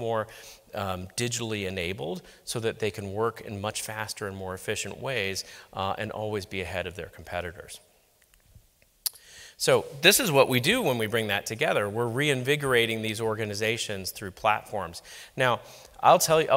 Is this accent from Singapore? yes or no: yes; Singapore; I'm actually from Singapore, working at a bank in Singapore